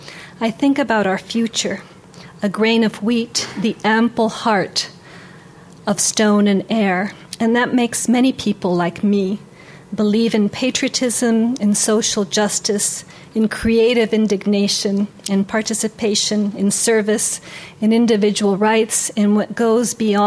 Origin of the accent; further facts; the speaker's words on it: Mexico; Fortunately, we are from Mexico.